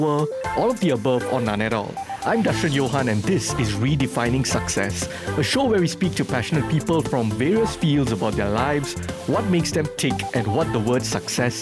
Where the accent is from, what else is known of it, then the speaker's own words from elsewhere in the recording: Johor Bahru, Johor, Malaysia; I'm not from Selangor, I'm from JB.